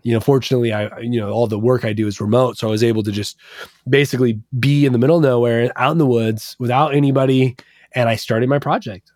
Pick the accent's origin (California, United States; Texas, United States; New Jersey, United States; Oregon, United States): Oregon, United States; Portland; growing up in Portland